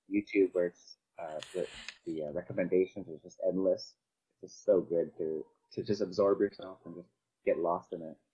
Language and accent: English; Vancouver, British Columbia, Canada; also born or lived in Cebu, Philippines; I'm from Canada. I, I grew up in Canada, in um, Vancouver.